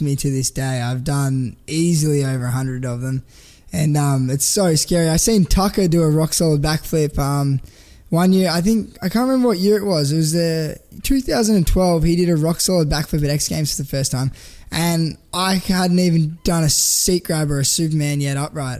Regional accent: Canberra, Australian Capital Territory, Australia; moved away as an adult; now in Gold Coast, Australia; I grew up in Canberra

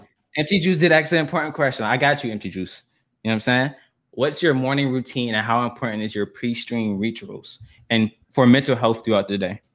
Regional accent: Atlanta, Georgia, United States; I'm from Atlanta. I'm a Southern boy

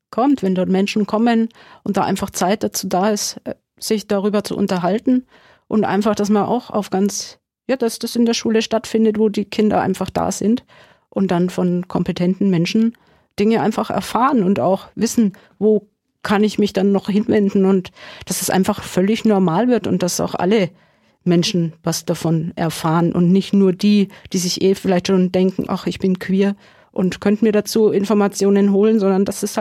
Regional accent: Bavaria, Germany; weil im August findet ein CSD sowohl in Amberg als auch in Sulzbach-Rosenberg statt, also in meiner alten Heimat.

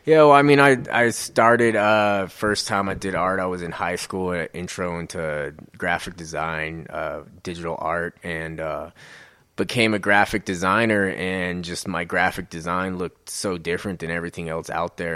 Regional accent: Colorado, United States; also born or lived in Utah; I've been raised in Colorado

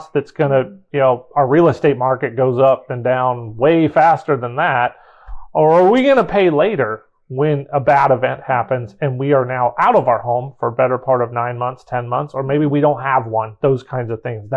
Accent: Louisiana, United States; my home state of Louisiana

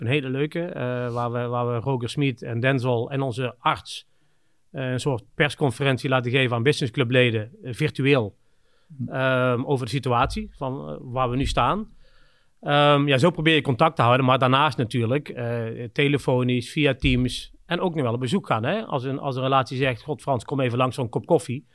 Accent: the Kempen, North Brabant, Netherlands; moved away as an adult; also born or lived in Scandinavia / Budapest / Shanghai / Singapore; een dorp hier in, waar ik vandaan kom in de Kempen

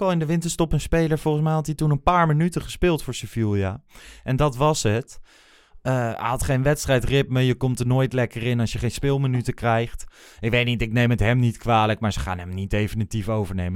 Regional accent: Achterhoek, Gelderland, Netherlands; moved away; uit de regio waar ik vandaan kom

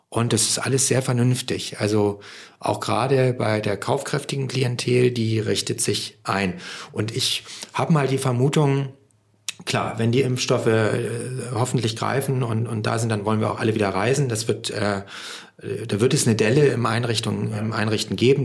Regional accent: Hamburg, Germany; als Hamburger

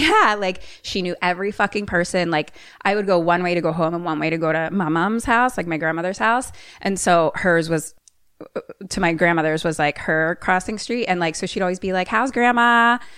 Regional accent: Philadelphia, Pennsylvania, United States; I'm from Philly

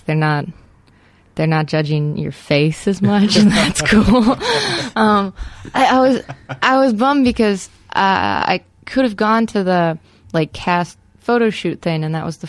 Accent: Wyoming, United States; I'm from Wyoming, so not too far away, and none of my family actually lives in Wyoming

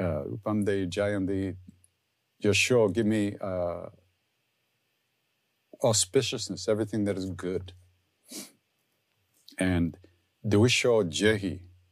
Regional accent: New York, United States; because I'm from Long Island, so I sing like I'm from Long Island.

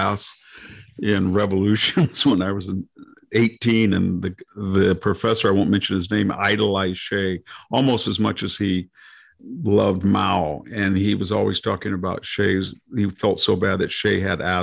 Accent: California, United States; also born or lived in Selma, California; I grew up in California.

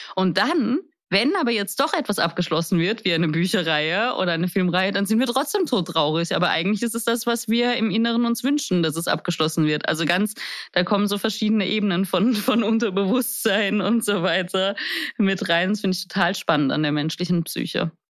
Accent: Vienna, Austria; moved away; ich bin in Wien aufgewachsen

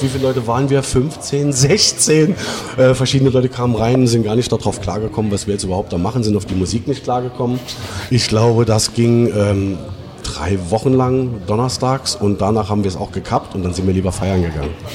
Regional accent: Traben-Trarbach, Rhineland-Palatinate, Germany; eine kleine Dorfdisco bei uns in Traben-Trabach

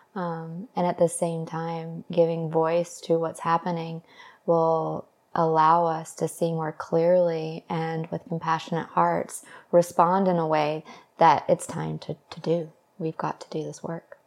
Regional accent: the South, United States; moved away; also born or lived in Los Angeles; I grew up in the South

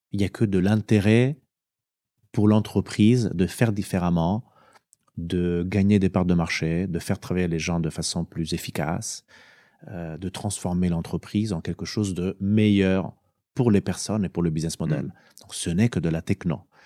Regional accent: Italy; moved away; also born or lived in France; j'ai postulé euh, pour retourner justement dans mon pays parce que je me suis dit, eh ben, au bout de 17-18 ans de, carrière professionnelle, c'est quand même pas mal d'aller pouvoir contribuer avec tout ce que j'ai appris dans mon pays d'origine

